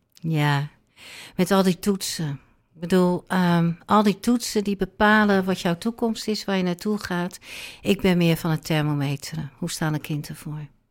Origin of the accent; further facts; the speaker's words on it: Rotterdam, South Holland, Netherlands; now in Alkmaar, Netherlands; ik woon in Alkmaar, maar ik ben geboren en getogen in Rotterdam